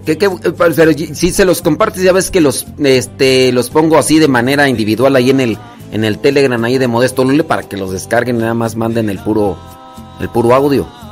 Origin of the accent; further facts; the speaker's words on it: Acámbaro, Guanajuato, Mexico; now in United States; yo soy de ahí cerquita, bueno, nací en Acámbaro, Acámbaro, ahí está oh, cerquita de Celaya